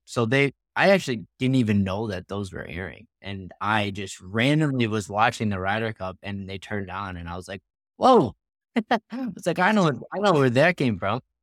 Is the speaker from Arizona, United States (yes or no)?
no; Wisconsin, United States; I'm from Wisconsin